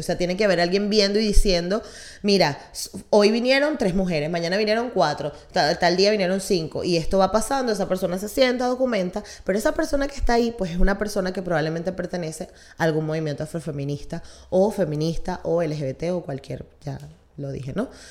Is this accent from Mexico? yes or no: no; Venezuela; nosotros como venezolanos